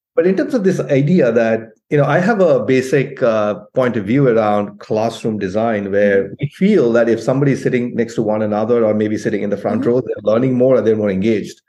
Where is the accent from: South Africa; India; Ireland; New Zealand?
India; moved away as an adult; now in United States; I grew up in India, I came to the US, I'm mm-hmm. still mm-hmm. connected to my family in India.